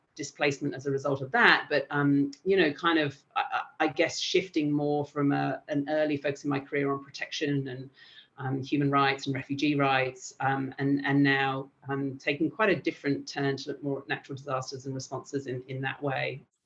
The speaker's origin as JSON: {"language": "English", "region": "England", "country": "United Kingdom", "also_born_or_lived": "Albania", "moved": "as an adult", "lives_now": "Australia", "said": "I'm from England"}